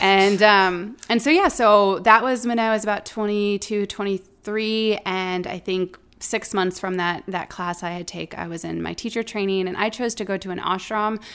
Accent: Omaha, Nebraska, United States; also born or lived in Colorado; before moving back to Omaha, my hometown

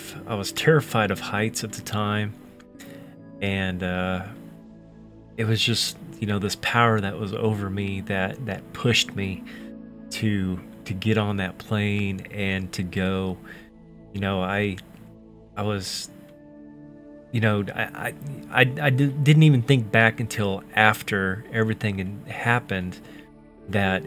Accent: Oklahoma, United States; I'm from Oklahoma

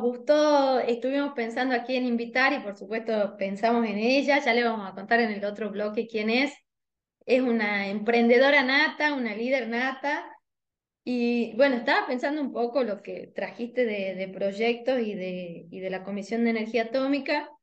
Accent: Tucumán, Argentina; como buena tucumana, me comí la S de jueves

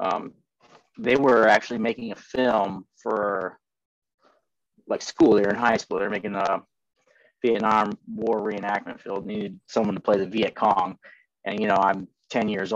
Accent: Ohio, United States; also born or lived in Columbus, Ohio / Bowling Green, Ohio; I'm an Ohio boy, born and raised in Ohio.

